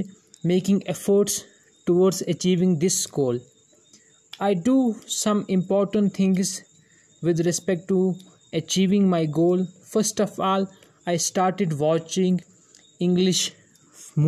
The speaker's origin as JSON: {"language": "English", "country": "India", "second_language": "English", "said": "from India"}